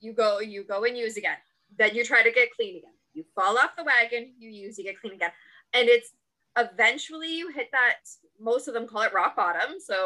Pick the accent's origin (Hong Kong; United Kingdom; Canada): Canada; Ontario; I'm from Canada, so everything's OHIP covered.